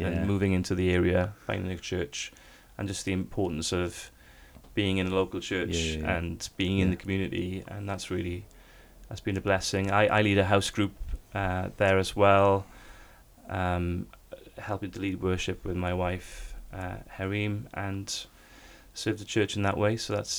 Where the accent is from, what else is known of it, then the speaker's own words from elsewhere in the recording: South Korea; now in United Kingdom; When I came from Korea, when the church that was involved, Sarang Church, with that initial investment to help stabilize and the ministry and to build something on campus there